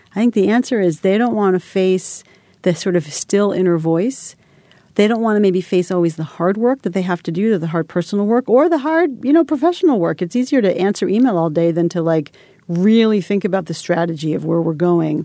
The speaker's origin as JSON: {"language": "English", "town": "Holliston", "region": "Massachusetts", "country": "United States", "tie": "born or raised there", "said": "I was this, like, little girl from a small town. I'm from Holliston, Massachusetts."}